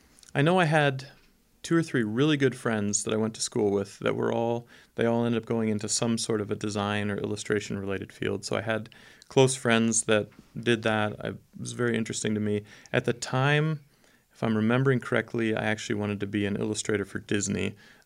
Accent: Schwäbisch Gmünd, Baden-Württemberg, Germany; And I was born in Stuttgart, south of Germany, and raised in a town about a smaller town about 30 minutes outside of Stuttgart called Schwäbisch Gmünd.

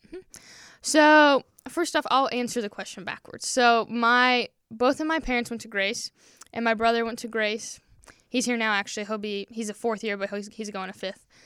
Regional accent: Peru, Indiana, United States; also born or lived in Wisconsin; I am from Peru, Indiana.

